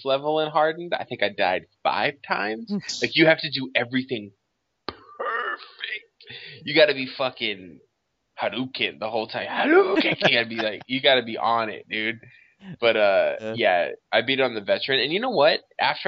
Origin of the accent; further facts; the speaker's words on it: Boston, Massachusetts, United States; I'm obviously from Boston